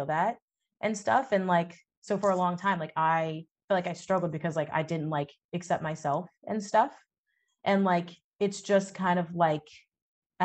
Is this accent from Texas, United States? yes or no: yes; Texas, United States; I grew up in Texas